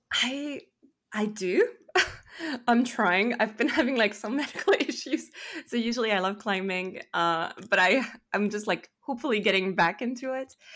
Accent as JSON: {"language": "English", "town": "Paris", "region": "Île-de-France", "country": "France", "second_language": "English", "moved": "as an adult", "lives_now": "Toronto, Canada", "said": "from France. I'm from Paris"}